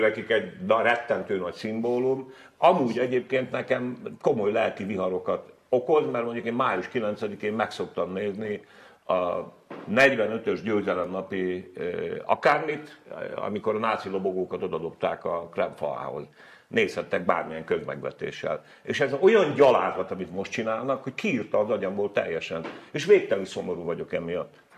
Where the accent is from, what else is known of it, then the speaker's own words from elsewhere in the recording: Hungary; first language Hungarian; meg nem azért születtem ide, meg nem azért vagyok itt, azon kívül nem tudok magyaron kívül semmit